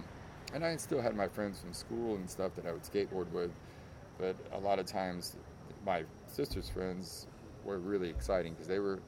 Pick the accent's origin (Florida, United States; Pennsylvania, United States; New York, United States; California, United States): Florida, United States; Orlando; I'm originally from Orlando.